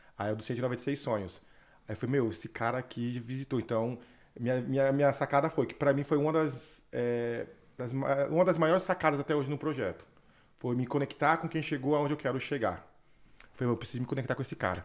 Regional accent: Osasco, São Paulo, Brazil; moved away as an adult; Eu nasci e cresci na periferia de Osasco, na Grande São Paulo

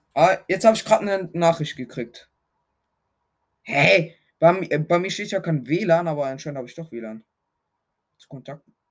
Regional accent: Switzerland; Ich komme aus der Schweiz.

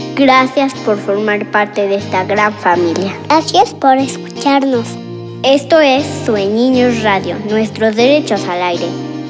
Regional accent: San Cristóbal de las Casas, Chiapas, Mexico; nací en San Cristóbal de las Casas Chiapas

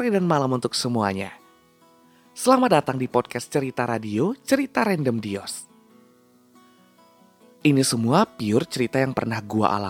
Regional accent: Padang, West Sumatra, Indonesia; now in Yogyakarta, Indonesia; lahir dan besar di kota Rendang Padang, Sumatera Barat. Sekarang merantau di kota Gudeg, Yogyakarta.

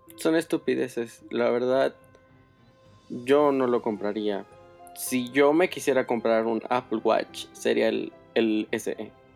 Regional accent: San Luis Potosí, Mexico; Yo soy de San Luis Potosí

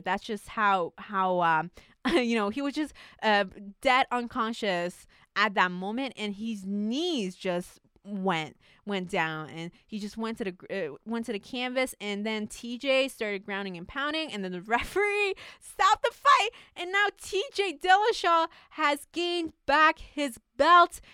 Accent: Canada; as a Canadian

